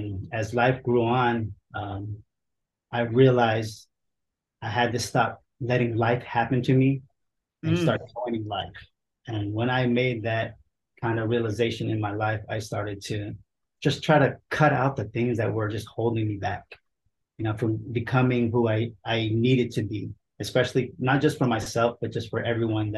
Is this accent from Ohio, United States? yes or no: no; San Jose, California, United States; moved away as an adult; also born or lived in Olongapo City, Philippines / Milpitas, California; now in Las Vegas, United States; we were in San Jose when I was four. Grew up there, pretty much raised in the Bay Area